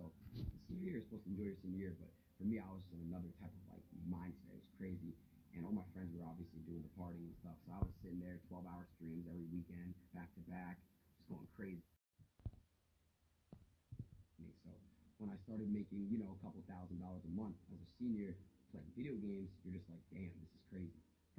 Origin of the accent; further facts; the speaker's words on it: Three Rivers, United States; Growing up in Three Rivers, you know, it's like very, very small. Everyone knows each other.